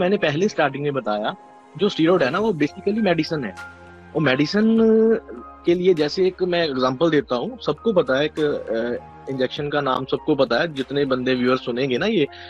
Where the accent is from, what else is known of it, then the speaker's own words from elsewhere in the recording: Garhshankar, Punjab, India; मैं basically state Punjab से हूँ और यहाँ पे छोटी सिटी है डिस्ट्रिक्ट है होशियारपुर और सिटी है गढ़शंकर पड़ता है मैं बेसिकली वहाँ से हूँ